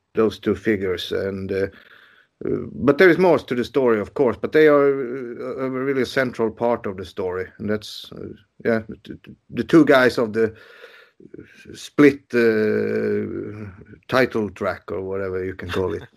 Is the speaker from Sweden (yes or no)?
yes; Sweden; I was born in January and that this was my first encounter with the world. You know, the dark, cold Sweden